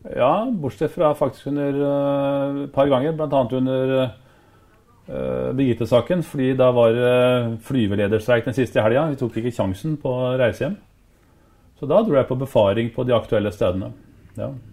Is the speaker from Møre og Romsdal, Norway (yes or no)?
no; Oslo, Norway; also born or lived in Drangedal; jeg var oppvokst i Rødveien på Årvoll